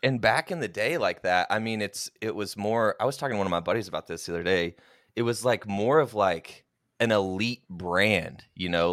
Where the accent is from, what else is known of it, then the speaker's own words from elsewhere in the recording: Oklahoma, United States; moved away; so I'm originally from Oklahoma, went to the University of Oklahoma